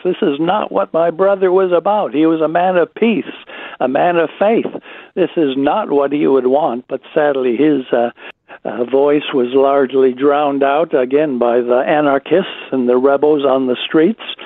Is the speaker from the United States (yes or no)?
yes; United States; moved away; It is my home country